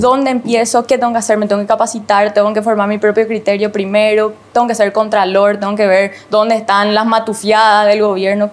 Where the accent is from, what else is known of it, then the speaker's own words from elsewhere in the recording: Paraguay; somos bien paraguayos